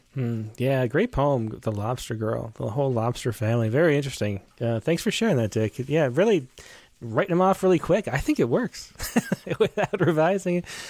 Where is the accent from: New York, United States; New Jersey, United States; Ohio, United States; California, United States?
New York, United States; Western; I'm from Western New York